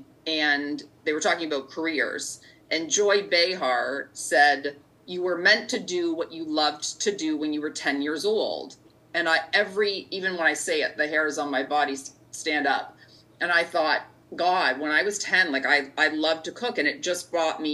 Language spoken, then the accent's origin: English; Markham, Ontario, Canada; I grew up in Markham, and McCowan and 401, so for those listening, it's in the it's in the greater GTA area, the greater Toronto area